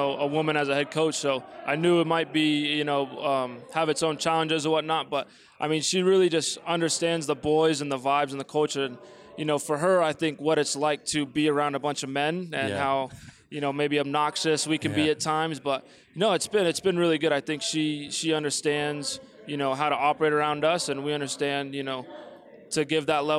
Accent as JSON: {"language": "English", "town": "Oceanside", "region": "California", "country": "United States", "moved": "as an adult", "lives_now": "Colorado, United States", "said": "I'm from Oceanside, California"}